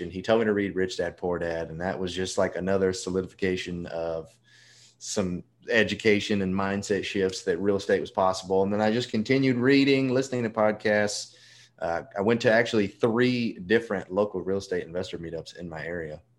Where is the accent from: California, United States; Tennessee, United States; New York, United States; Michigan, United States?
Tennessee, United States; Memphis; also born or lived in Nebraska; now in Mobile, United States; I was actually born in Nebraska, but I I'm from Memphis, Tennessee. That's what I tell everyone. My dad was in the Navy. We moved around a lot. And Memphis is where we resided the longest.